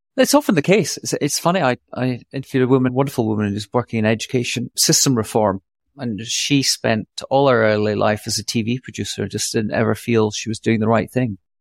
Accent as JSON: {"language": "English", "region": "Scotland", "country": "United Kingdom", "also_born_or_lived": "New York", "moved": "yes", "lives_now": "Austin, United States", "said": "I see myself as a Scot, but a, a natural, a natural New Yorker"}